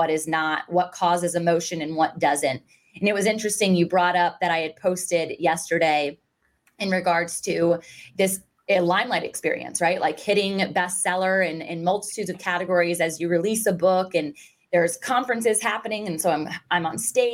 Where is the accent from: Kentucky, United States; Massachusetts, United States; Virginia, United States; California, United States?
Virginia, United States; Virginia Beach; I was born and raised and still currently reside in Virginia Beach, Virginia